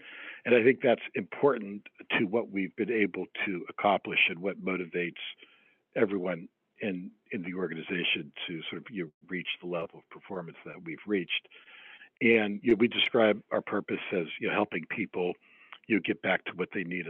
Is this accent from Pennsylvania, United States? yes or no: yes; Pittsburgh, Pennsylvania, United States; now in New York City, United States; I grew up in Pittsburgh